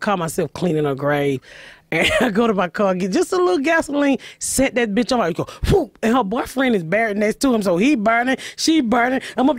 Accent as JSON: {"language": "English", "town": "Atlanta", "region": "Georgia", "country": "United States", "also_born_or_lived": "Indianapolis", "moved": "yes", "said": "No, I'm from Georgia. Atlanta."}